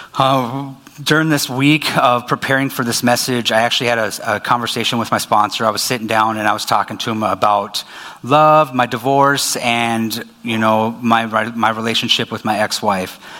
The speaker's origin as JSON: {"language": "English", "town": "Minot", "region": "North Dakota", "country": "United States", "tie": "born or raised there", "also_born_or_lived": "Dickinson", "moved": "as an adult", "lives_now": "Fargo, United States", "said": "I was born in Minot"}